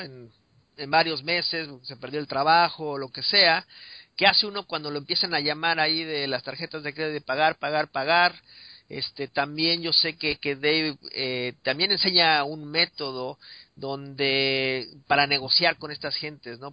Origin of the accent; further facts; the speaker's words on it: Mexico City, Mexico; yo me acuerdo creciendo en, en, México en la Ciudad de México